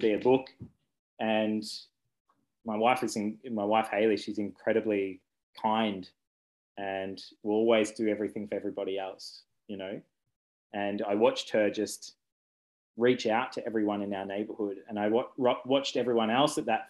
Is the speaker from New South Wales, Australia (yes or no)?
no; Ballarat, Victoria, Australia; also born or lived in Brisbane / Albury / Benalla / Windsor, England; now in Warrnambool, Australia; I grew up in Ballarat.